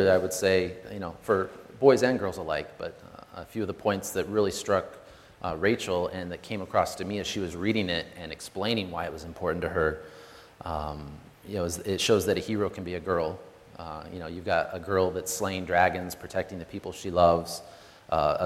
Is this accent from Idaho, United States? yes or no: yes; Boise, Idaho, United States; We were born and raised in Boise, Idaho, both of us